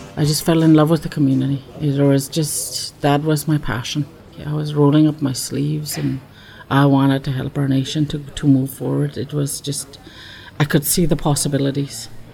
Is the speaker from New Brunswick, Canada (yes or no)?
no; Fort St. James, British Columbia, Canada; also born or lived in Takla; I grew up off reserve um, in a small community called Fort St. James.